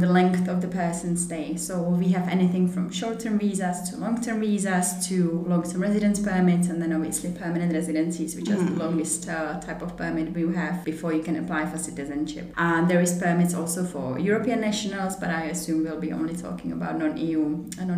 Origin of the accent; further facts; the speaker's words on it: Ostrava, Moravian-Silesian Region, Czechia; moved away as an adult; also born or lived in Sweden; now in Prague, Czech Republic; I am from the Czech Republic. I originally come from Ostrava, but I moved to Prague 5 years ago, five and a half